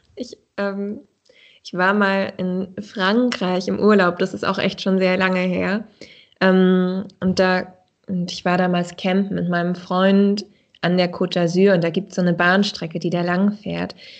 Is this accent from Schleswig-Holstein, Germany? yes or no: yes; Dithmarschen, Schleswig-Holstein, Germany; also born or lived in Baden-Württemberg; now in Kiel, Germany; ich bin in Dithmarschen aufgewachsen an der Nordsee